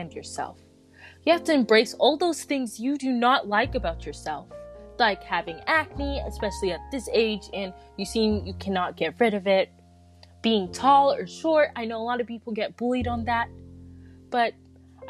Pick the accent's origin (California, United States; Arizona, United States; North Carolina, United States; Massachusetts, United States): North Carolina, United States; also born or lived in Silver Spring, Maryland; I was born in Silver Spring, Maryland. And then I moved all the way to North Carolina in 2014.